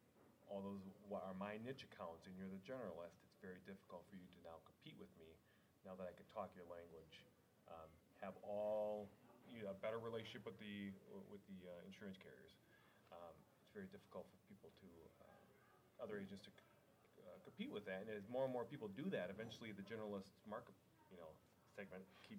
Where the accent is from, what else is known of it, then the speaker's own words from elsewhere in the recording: Midwest, United States; we're from the Midwest.